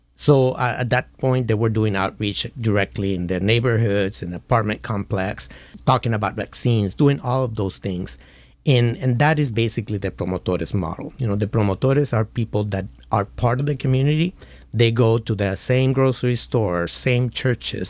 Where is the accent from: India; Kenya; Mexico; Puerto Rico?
Puerto Rico; moved away as an adult; now in California, United States; I was born and raised in Puerto Rico and moved to California